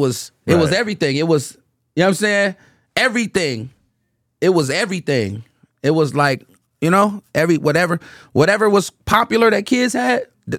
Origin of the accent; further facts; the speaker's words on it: Oakland, California, United States; I'm from Oakland. Like, really from it. Really, really embraced, really born in it.